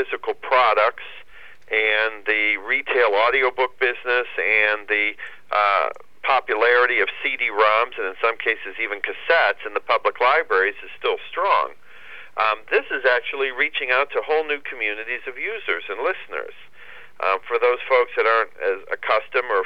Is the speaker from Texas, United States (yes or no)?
no; Cleveland, Ohio, United States; I'm born and raised and proud of my hometown